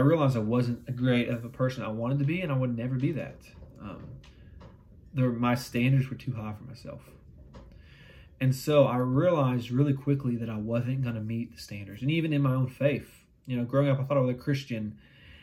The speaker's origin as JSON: {"language": "English", "town": "London", "region": "Kentucky", "country": "United States", "tie": "born or raised there", "said": "I grew up in London, Kentucky. A very small town in Eastern Kentucky."}